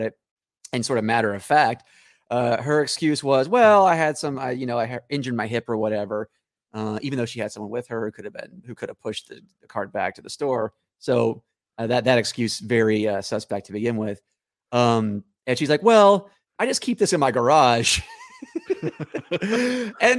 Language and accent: English; Nashville, Tennessee, United States; now in Los Angeles, United States; Originally, I was Nashville, Tennessee. But out in LA now